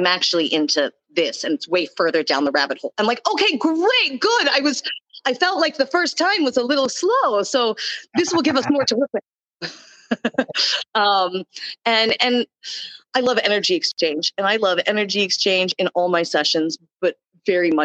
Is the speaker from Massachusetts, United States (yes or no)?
no; Texas, United States; I'm from Texas.